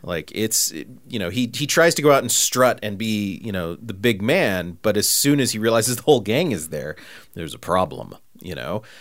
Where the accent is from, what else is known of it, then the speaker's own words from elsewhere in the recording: California, United States; I grew up in Podunk, California, like, you know, little bitty town